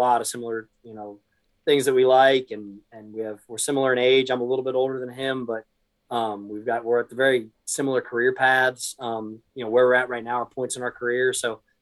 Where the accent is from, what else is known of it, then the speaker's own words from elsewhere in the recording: Daytona Beach, Florida, United States; I was born and raised in Florida